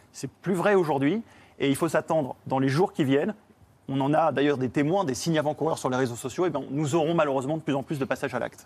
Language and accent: French; France; nous, en tant que Français